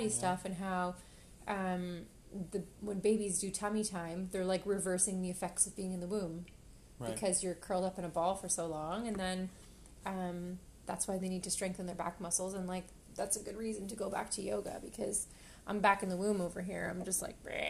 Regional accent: Canada; We're Canadian

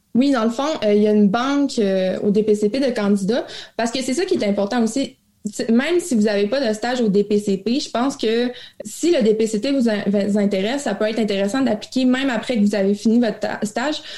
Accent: Abitibi, Quebec, Canada; also born or lived in Montreal; je suis originaire de la BCB. J'ai fait mon cégep en région

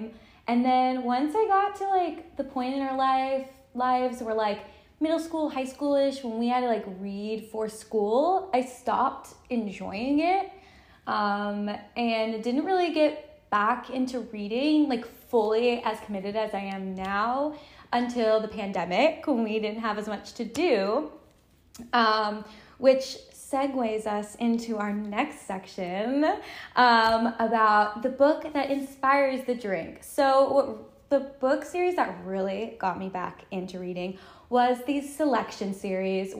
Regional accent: Texas, United States; moved away as an adult; now in New York, United States; So we're both from Texas, but now we live in New York.

